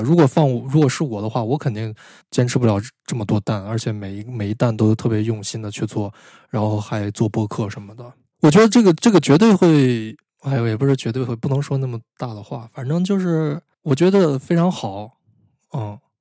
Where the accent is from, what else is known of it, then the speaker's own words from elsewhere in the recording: China; 我们就首先要满足我们中国人自己的读者